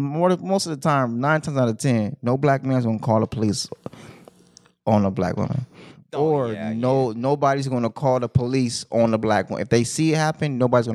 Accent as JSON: {"language": "English", "town": "Compton", "region": "California", "country": "United States", "said": "I'm from Westside Compton."}